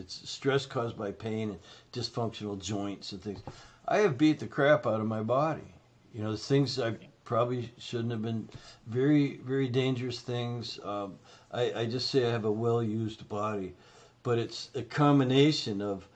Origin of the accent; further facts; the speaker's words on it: Canada; now in United States; I'm Canadian, right? So, but I've been in the States for 40 plus years.